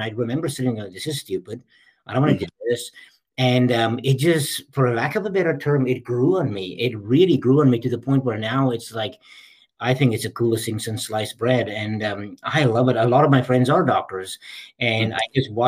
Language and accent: English; South Africa; moved away; I was born and raised in South Africa